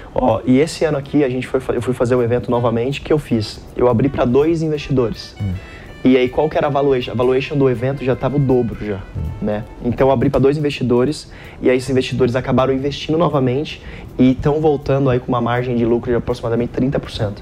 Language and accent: Portuguese; Caraguatatuba, São Paulo, Brazil; now in São Paulo, Brazil; a gente se mudou para Caraguatatuba, litoral norte.